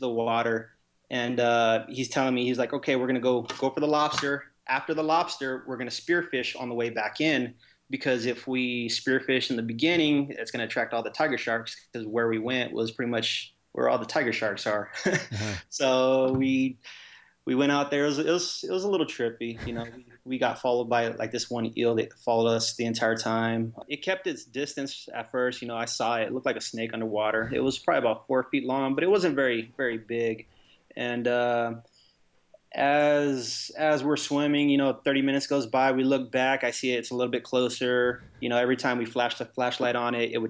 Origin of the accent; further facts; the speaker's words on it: Las Vegas, Nevada, United States; I was born and raised here in Vegas